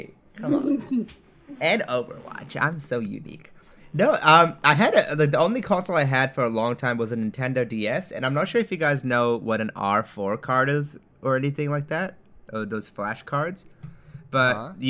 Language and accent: English; Japan; I grew up in Japan. Like, that's where I grew up